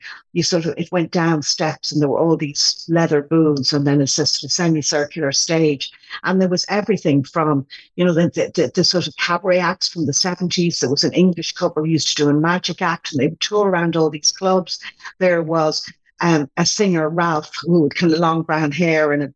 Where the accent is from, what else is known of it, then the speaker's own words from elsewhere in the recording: Ireland; moved away; I grew up in Cantilly